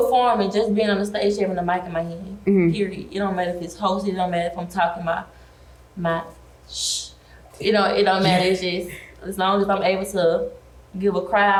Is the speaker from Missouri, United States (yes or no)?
no; Birmingham, Alabama, United States; also born or lived in Montgomery, Alabama; now in Atlanta, United States; I'm from Alabama, Birmingham, Alabama. Went to school in Montgomery, Alabama State University. Didn't graduate, but I did try. Raised and born country girl, living in the city